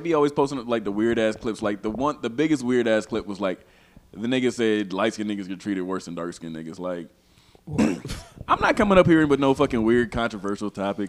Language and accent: English; the South, United States; us growing up in the South